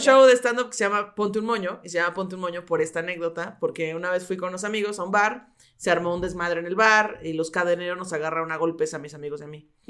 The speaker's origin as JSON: {"language": "Spanish", "region": "Mexico City", "country": "Mexico", "tie": "born or raised there", "also_born_or_lived": "Coacalco, State of Mexico", "said": "viví mucho tiempo en, la, en el sur, sur de las, o sea, por donde está la salida a Cuernavaca, ahí viví"}